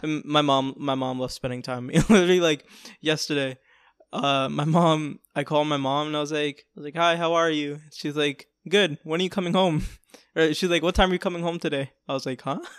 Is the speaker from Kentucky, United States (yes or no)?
no; New York City, New York, United States; now in Florida, United States; I was born in New York City, the Bronx